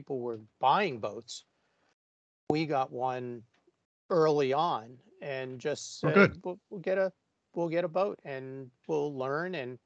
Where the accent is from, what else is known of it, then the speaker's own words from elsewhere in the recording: New Jersey, United States; now in Vermont, United States; I grew up in New Jersey, but down at the Jersey Shore